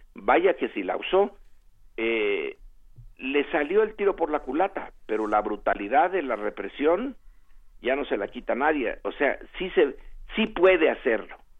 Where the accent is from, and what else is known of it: Mexico